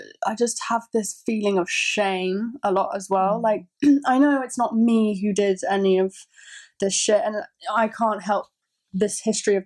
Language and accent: English; United Kingdom; I love so much about being from the UK